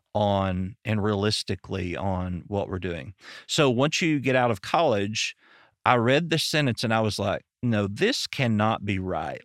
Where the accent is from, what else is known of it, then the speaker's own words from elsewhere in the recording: Arkansas, United States; I'm from Arkansas